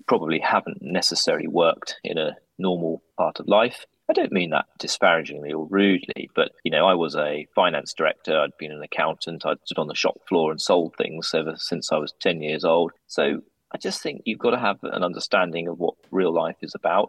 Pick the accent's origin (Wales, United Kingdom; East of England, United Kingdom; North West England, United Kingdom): East of England, United Kingdom; Holt; my hometown where I grew up, Holt in North Norfolk